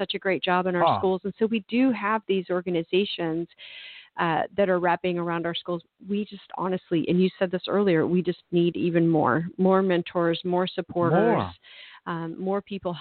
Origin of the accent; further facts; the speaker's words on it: Tulsa, Oklahoma, United States; moved away as an adult; it's my hometown